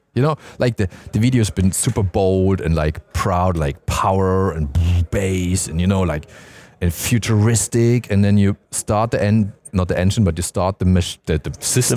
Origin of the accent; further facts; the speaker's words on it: Stuttgart, Baden-Württemberg, Germany; I'm from Stuttgart